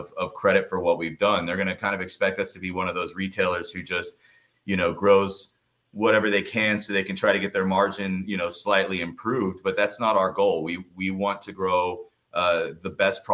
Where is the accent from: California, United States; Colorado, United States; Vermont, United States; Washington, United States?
Colorado, United States; now in Palm Desert, United States; I'm from Colorado